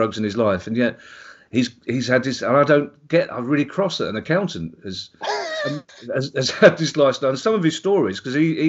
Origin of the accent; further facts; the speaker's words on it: London, United Kingdom; we're both from South London